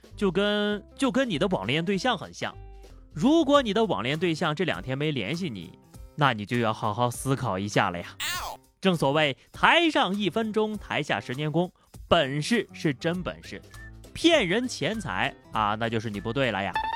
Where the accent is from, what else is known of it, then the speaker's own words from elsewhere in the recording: Yunnan, China; 又到了我们云南人吃野生菌的季节了